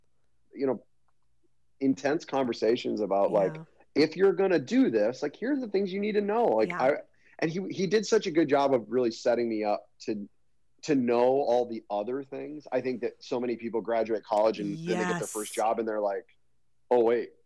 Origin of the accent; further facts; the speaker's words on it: Hastings, United States; So I grew up in Hastings, and grew up in Hastings.